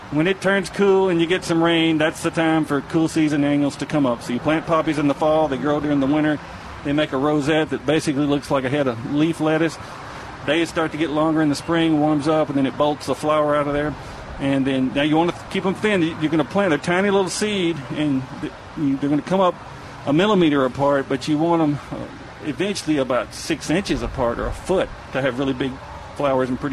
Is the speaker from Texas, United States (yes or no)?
yes; East Texas, United States; growing up in East Texas